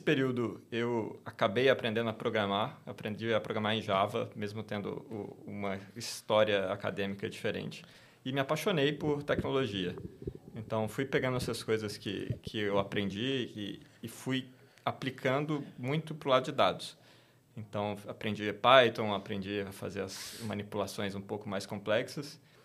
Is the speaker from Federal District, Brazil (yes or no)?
yes; Brasília, Federal District, Brazil; sou natural de Brasília, cresci lá no meio do serviço público